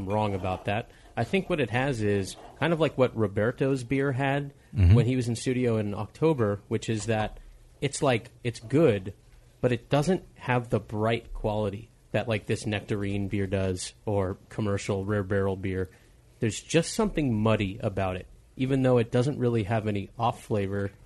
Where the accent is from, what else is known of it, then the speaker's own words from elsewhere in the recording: Los Angeles, California, United States; I'm from Los Angeles